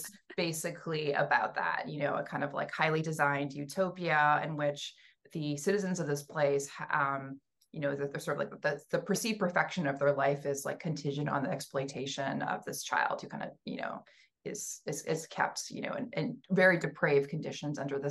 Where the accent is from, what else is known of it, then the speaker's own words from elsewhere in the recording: Western Canada, Canada; moved away as an adult; also born or lived in Allston, Boston; now in Cambridge, United States; I'm from Western Canada. I was born and raised there, and I ended up coming to Boston for an MFA.